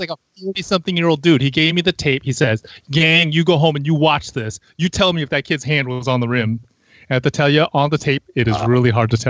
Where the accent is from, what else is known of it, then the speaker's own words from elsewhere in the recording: California, United States; You know, we're from Northern California. It's an Oakland team.